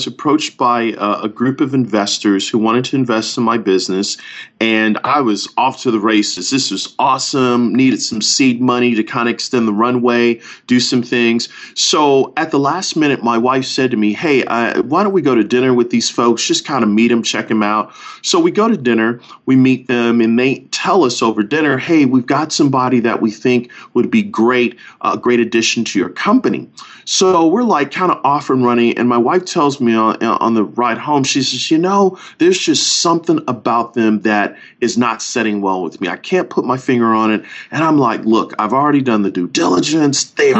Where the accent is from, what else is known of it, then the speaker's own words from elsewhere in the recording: Buffalo, New York, United States; now in Orlando, United States; Yep, grew up in Buffalo, living in Orlando, married to an amazing young lady for the last 20-plus years.